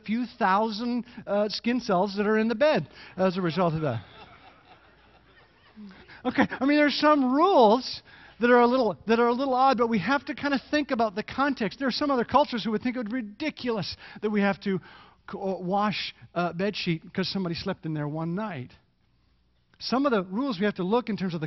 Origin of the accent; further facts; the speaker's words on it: Canada; moved away; I am Canadian